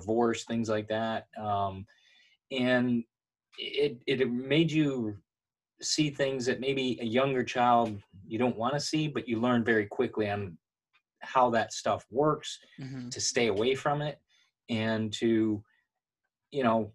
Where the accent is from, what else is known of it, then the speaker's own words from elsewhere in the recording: Michigan, United States; the people we grew up with in Michigan